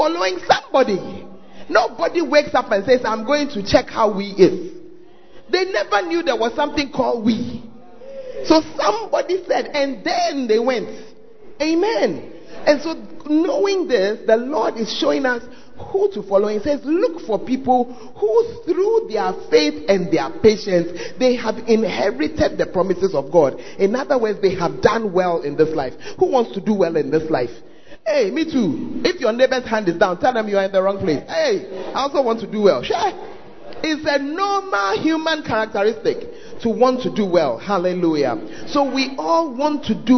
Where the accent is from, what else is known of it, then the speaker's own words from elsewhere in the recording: Ghana; Why do Ghanaians, why do we sound the same